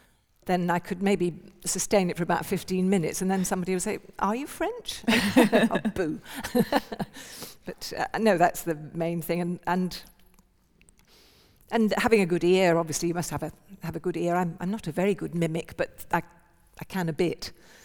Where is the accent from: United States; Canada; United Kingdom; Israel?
United Kingdom; England; I wanted people not to know that I was from England when I was there.